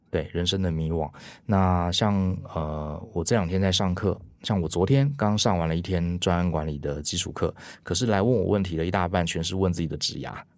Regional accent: Taiwan; 我们台湾人

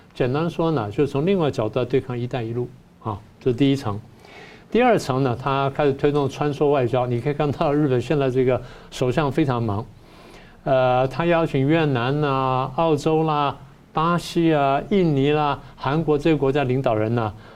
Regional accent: Taiwan; 我们台湾人

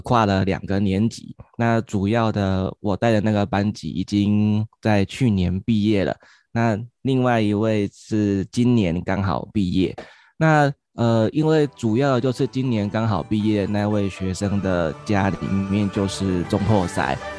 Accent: Kaohsiung, Taiwan; 我来自于高雄，现在在冈山国小服务

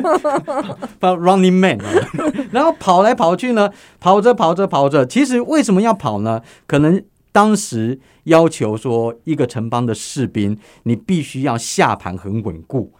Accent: Taiwan; 身为台湾人的我

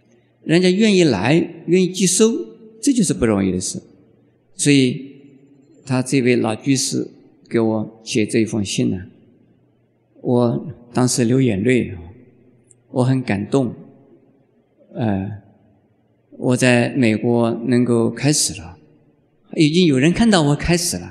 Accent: Taiwan; 我们开始的时候是 homeless，就是我们台湾话叫做无科的什么蜗牛

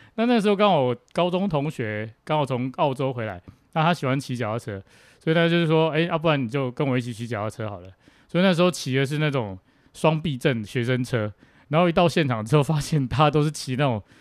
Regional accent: Tainan, Taiwan; 我来自台南

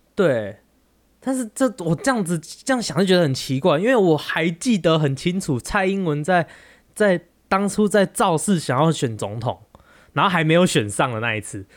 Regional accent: Taiwan; moved away; 我们台湾人

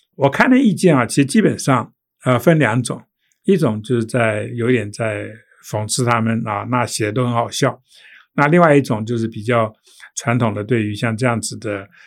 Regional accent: Taiwan; also born or lived in New York, United States; 台湾人，不是中国人

